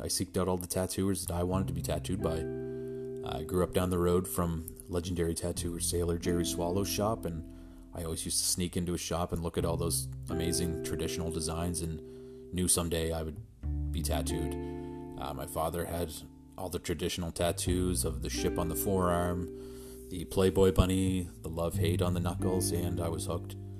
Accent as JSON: {"language": "English", "area": "Pictou County", "region": "Nova Scotia", "country": "Canada", "tie": "born or raised there", "said": "I'm from Pictou County, Nova Scotia, Canada"}